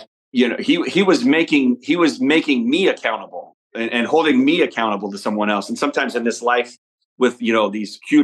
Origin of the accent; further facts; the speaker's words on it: Omaha, Nebraska, United States; we grew up in Omaha, Nebraska, and it's all football